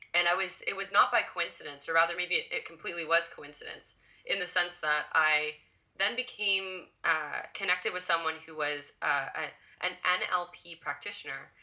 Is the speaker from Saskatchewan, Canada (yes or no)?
no; Ottawa, Ontario, Canada; born and raised in Ottawa